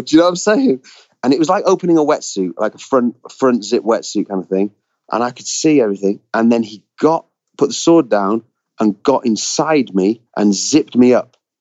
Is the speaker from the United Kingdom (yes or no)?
yes; United Kingdom; I grew up as a Brit on on Roald Dahl stories